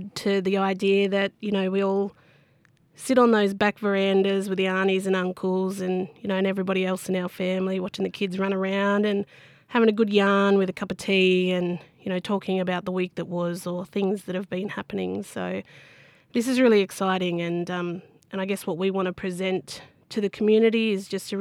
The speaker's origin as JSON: {"language": "English", "area": "Bundjalung Nation, North Coast", "region": "New South Wales", "country": "Australia", "said": "Very proud Bundjalung woman from both the Ngiyambul and Arakul people of the Bundjalung Nation here on the North Coast"}